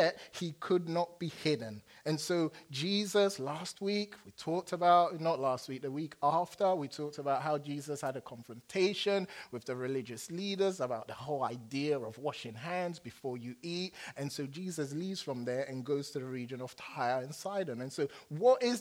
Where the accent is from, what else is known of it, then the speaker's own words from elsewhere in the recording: England, United Kingdom; accent: English; now in United States; I turn on my English accent